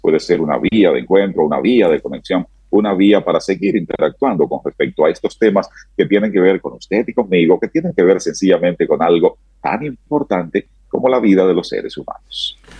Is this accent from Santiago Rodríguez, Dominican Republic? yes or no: yes; Santiago Rodríguez, Dominican Republic; now in Santo Domingo, Dominican Republic; Santiago Rodríguez, mi provincia natal